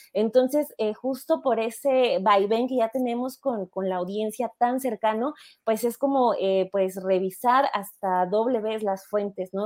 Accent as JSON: {"language": "Spanish", "region": "State of Mexico", "country": "Mexico", "tie": "born or raised there", "said": "yo nací, y crecí en el Estado de México"}